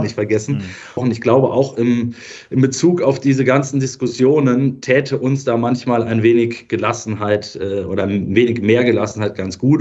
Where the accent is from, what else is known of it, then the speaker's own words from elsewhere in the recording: Germany; aus Deutschland